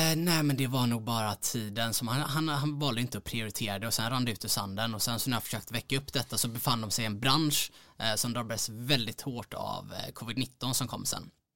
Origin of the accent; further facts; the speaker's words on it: Mölnlycke, Västra Götaland, Sweden; also born or lived in Gothenburg; född och uppvuxen strax utanför Göteborg, ett ställe som heter Mölnlycke